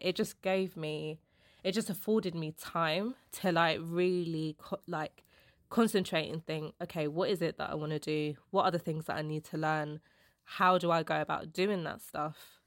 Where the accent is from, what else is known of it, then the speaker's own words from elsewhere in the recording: London, United Kingdom; I'm the first one in my family to be, like, born and raised in London